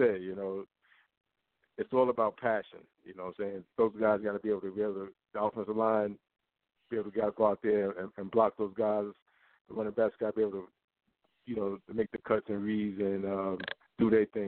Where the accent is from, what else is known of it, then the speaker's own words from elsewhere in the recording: New York City, New York, United States; now in South Florida, United States; I was born in Brooklyn, New York